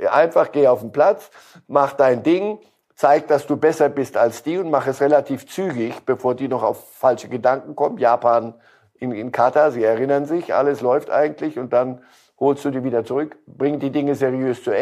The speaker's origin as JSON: {"language": "German", "country": "Switzerland", "said": "Ähm, die Schweiz, als Schweizer Staatsbürger kann ich Ihnen sagen, äh, nichts ist den Schweizern lieber, als dem nördlichen Großkanton mal eine überzuziehen."}